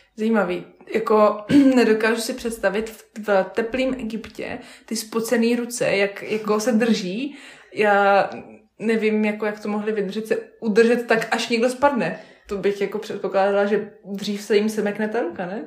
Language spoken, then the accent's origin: Czech; Vysočina Region, Czechia; U nás doma na Vysočině, na rybníčkách